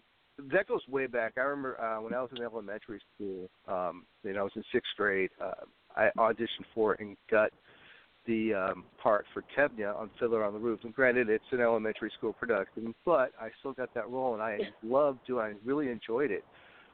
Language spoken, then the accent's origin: English; New Hampshire, United States; born there; also born or lived in New York / Wisconsin / Tennessee / Italy; I was born in the New England states, New Hampshire. I've lived in upstate New York. I've lived in Wisconsin, Tennessee.